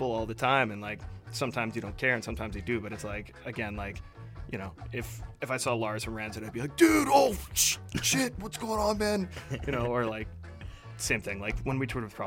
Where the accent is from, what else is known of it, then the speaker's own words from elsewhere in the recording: Edmonton, Alberta, Canada; moved away as an adult; now in Vancouver, Canada; I grew up in Edmonton